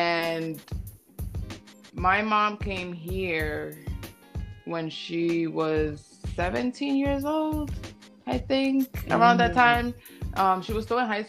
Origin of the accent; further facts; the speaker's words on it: Passaic, New Jersey, United States; moved away as an adult; now in California, United States; I come from Passaic, New Jersey. Born and raised.